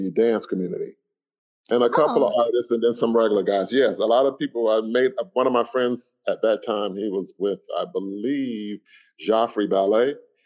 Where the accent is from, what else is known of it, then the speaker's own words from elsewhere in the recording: Miami, Florida, United States; I grew up in Miami